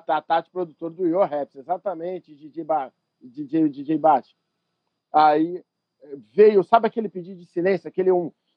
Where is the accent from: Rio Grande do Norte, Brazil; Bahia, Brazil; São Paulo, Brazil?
São Paulo, Brazil; moved away as an adult; also born or lived in São Bernardo do Campo; now in Rio de Janeiro, Brazil; eu sou de São Paulo